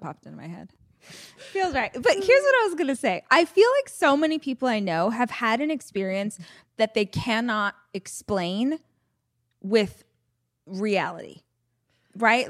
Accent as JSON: {"language": "English", "town": "Bakersfield", "region": "California", "country": "United States", "tie": "born or raised there", "said": "I tell people I'm from Bakersfield, but I actually lived probably forty minutes away from the city out in the country is where all my family was"}